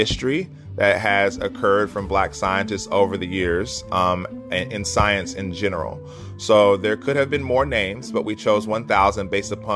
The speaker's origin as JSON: {"language": "English", "town": "Asheville", "region": "North Carolina", "country": "United States", "tie": "born or raised there", "moved": "yes", "lives_now": "Nashville, United States", "said": "I grew up in Asheville, North Carolina, and I was always a curious child"}